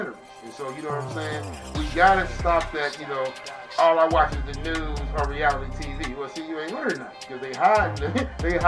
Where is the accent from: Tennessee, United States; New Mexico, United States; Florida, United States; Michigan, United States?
Michigan, United States; Detroit; moved away; I was raised, like I said, I was raised in Detroit